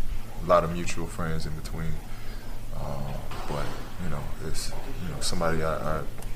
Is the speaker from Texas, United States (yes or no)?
no; Southern California, United States; moved away; growing up in Southern California